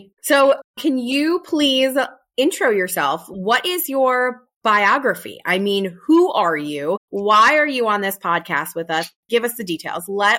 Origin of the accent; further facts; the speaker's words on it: Pennsylvania, United States; We ended up both growing up in Pennsylvania together.